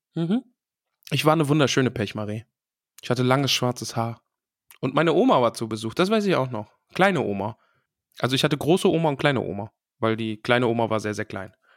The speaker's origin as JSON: {"language": "German", "region": "East Germany", "country": "Germany", "said": "Ich bin ja aus dem Osten."}